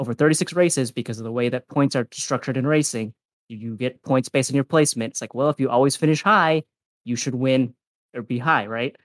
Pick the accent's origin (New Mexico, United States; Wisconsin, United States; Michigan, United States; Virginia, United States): Wisconsin, United States; I'm from Wisconsin